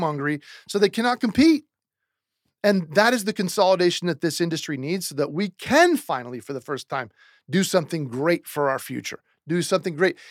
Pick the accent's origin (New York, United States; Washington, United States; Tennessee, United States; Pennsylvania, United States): Washington, United States; Seattle; moved away; I'm from Seattle, Washington originally.